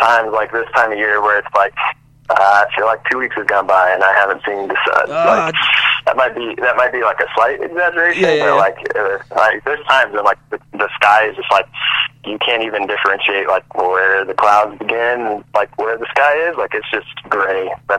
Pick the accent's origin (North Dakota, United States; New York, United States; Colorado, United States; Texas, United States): Colorado, United States; Loveland; also born or lived in Caldwell, Idaho; Yeah, I am. So we hopped around a bit. So I was born in Loveland, and we lived there until I was about four. Then we moved. Actually, lived in Idaho for a couple years.